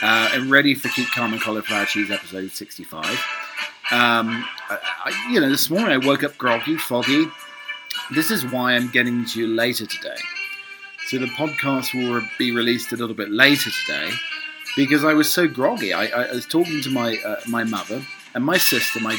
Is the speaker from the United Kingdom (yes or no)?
yes; United Kingdom; I'm a British butler.